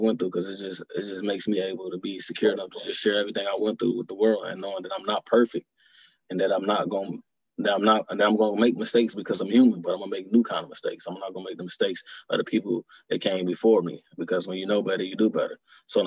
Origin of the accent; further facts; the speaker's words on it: Detroit, Michigan, United States; growing up in Detroit